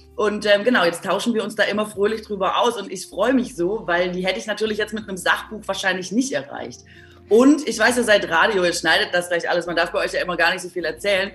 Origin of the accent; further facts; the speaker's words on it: Baden-Württemberg, Germany; moved away; Ich komme ja aus Baden-Württemberg